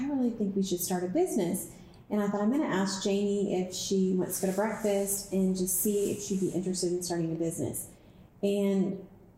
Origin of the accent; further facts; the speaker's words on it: Dallas, Texas, United States; I'm also a Dallas native. I grew up here in Dallas